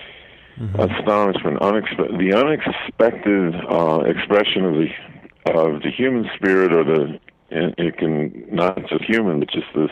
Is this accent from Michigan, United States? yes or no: yes; outside Detroit, Michigan, United States; there was kind of an underground thing outside Detroit where we would listen to black music stations, and we weren't supposed to.